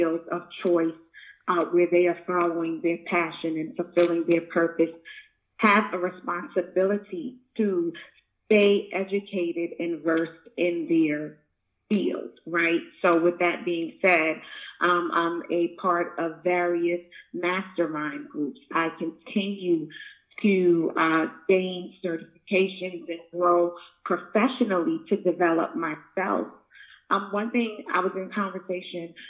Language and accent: English; New York City, New York, United States; moved away; I was born and raised in Brooklyn, New York